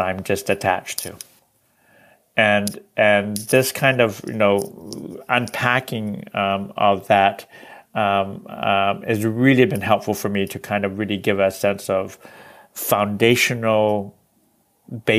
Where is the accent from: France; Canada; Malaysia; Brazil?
Canada; I am Chinese Canadian, and quite recently been working with an organization on the West Coast here